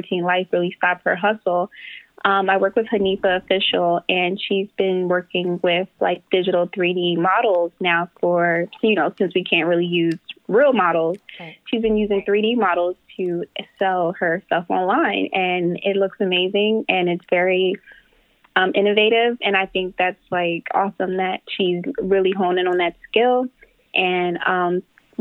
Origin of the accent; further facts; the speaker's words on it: Philadelphia, Pennsylvania, United States; I grew up around Philadelphia